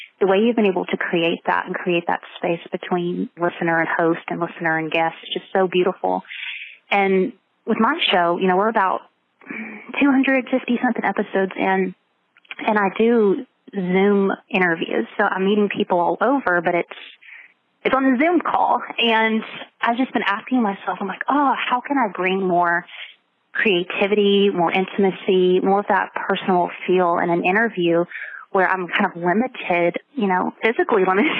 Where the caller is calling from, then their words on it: Augusta, Georgia, United States; Yes, Augusta, Georgia.